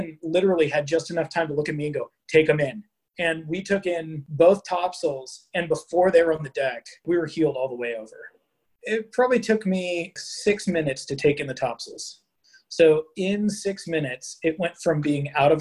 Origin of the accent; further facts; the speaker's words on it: California, United States; moved away as an adult; now in Pacific Northwest, United States; I grew up in California